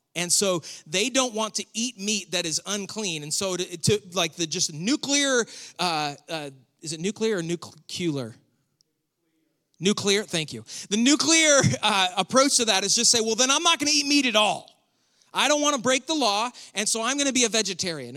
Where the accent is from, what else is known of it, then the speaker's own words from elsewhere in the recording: near Buffalo, New York, United States; I was born and raised near Buffalo, the home of the chicken wing